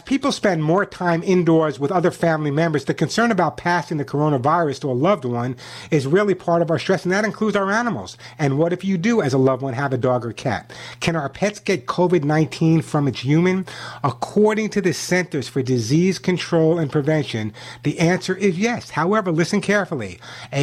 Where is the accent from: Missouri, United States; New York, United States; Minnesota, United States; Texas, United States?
New York, United States; moved away; you never know from my accent, but I grew up in New York